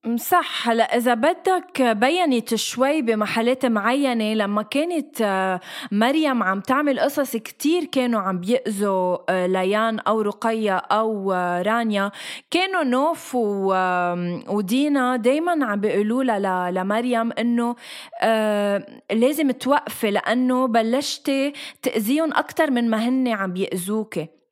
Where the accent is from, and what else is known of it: Lebanon; moved away as an adult; now in Dubai, United Arab Emirates